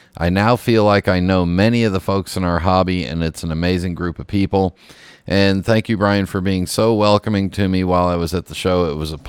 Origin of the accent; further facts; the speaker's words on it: Chicago, Illinois, United States; It brought back old memories of my earlier years in my hometown of Chicago. I used to work in the Loop